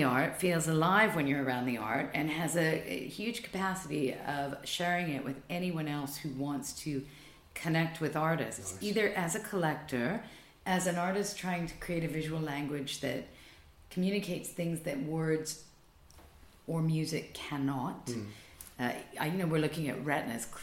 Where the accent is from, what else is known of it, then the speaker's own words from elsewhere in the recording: Canada; moved away as an adult; now in London, United Kingdom; as a Canadian